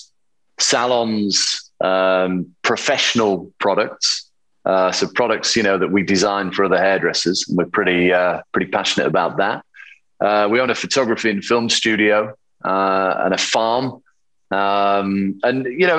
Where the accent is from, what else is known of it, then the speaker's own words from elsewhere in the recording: Yorkshire and the Humber, United Kingdom; accent: Yorkshire; now in London, United Kingdom; I grew up in a small town in the north of England, in Yorkshire. And even though I've, you know, been in London for 27 years or whatever, my accent is still very Yorkshire